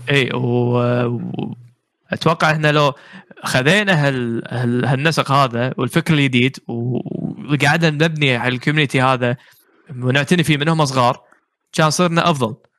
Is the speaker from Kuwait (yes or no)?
yes; Kuwait; عندنا بالكويت